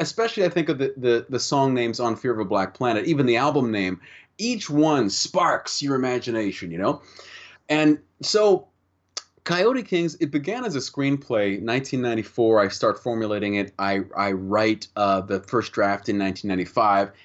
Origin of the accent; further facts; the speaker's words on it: Canada; speaking as a Canadian